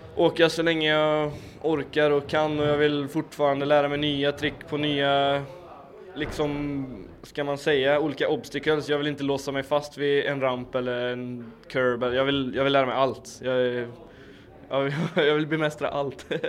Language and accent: Swedish; Karlstad, Värmland, Sweden; now in Skoghall, Sweden; jag kommer från Karlstad, fast eh, jag bor på Skoghall.